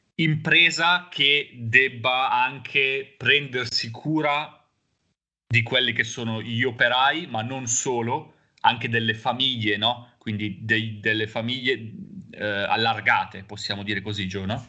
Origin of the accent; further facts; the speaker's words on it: Busto Arsizio, Lombardy, Italy; now in Genoa, Italy; siamo entrambi nati e cresciuti a Busto Arsizio